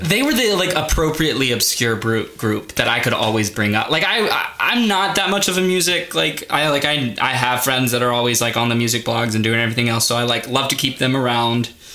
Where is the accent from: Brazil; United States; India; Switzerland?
United States; the South; now in Washington, D.C., United States; I come from the South. Um, learning that I am more and more Southern